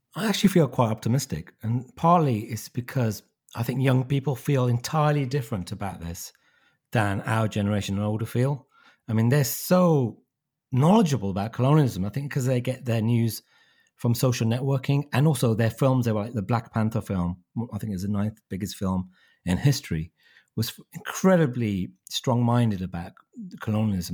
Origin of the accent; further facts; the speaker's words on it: Wolverhampton, West Midlands, United Kingdom; my hometown of Wolverhampton